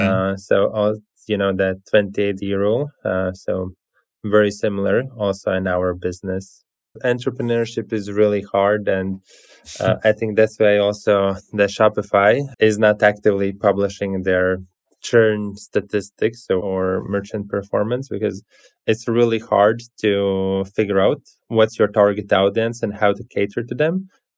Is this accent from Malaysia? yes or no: no; Latvia; The key connection is that we are both from Latvia.